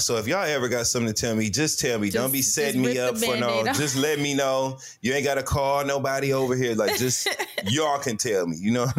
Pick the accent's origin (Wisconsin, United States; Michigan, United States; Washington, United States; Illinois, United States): Michigan, United States; Flint; I'm from Flint.